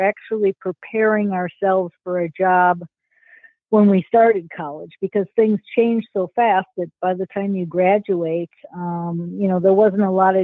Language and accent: English; St. Paul, Minnesota, United States; it was a great place to grow up